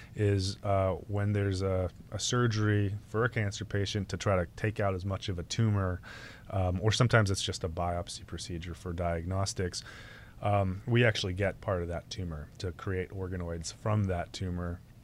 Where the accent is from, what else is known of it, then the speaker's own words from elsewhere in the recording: New England, United States; moved away; growing up in New England